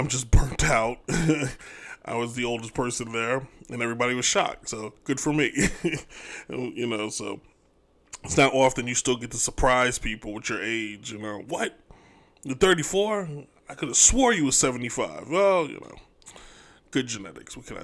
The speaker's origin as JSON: {"language": "English", "region": "New York", "country": "United States", "said": "I'm from New York"}